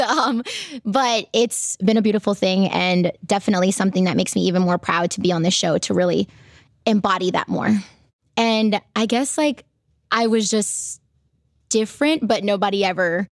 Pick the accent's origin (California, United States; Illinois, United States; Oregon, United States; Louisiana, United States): Louisiana, United States; New Orleans; moved away as an adult; now in Los Angeles, United States; I was born in New Orleans, so Southern girl, born and raised